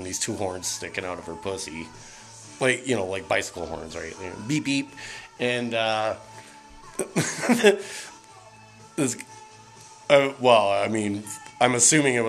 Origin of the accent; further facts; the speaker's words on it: Calgary, Alberta, Canada; growing up in Calgary